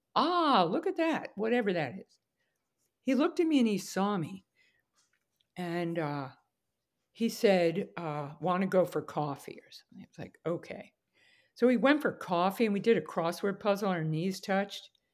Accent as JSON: {"language": "English", "area": "Westchester", "region": "New York", "country": "United States", "tie": "born or raised there", "said": "I was born in New York, New York, and raised in Westchester"}